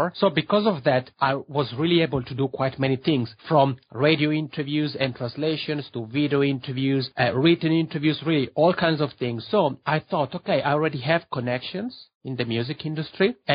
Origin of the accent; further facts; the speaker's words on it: Locarno, Ticino, Switzerland; accent: Macaroni; English is a second language; moved away as an adult; also born or lived in Lugano, Switzerland / Toronto, Canada; now in Helsinki, Finland; I'm from a city called Locarno, which is maybe half an hour drive from Lugano.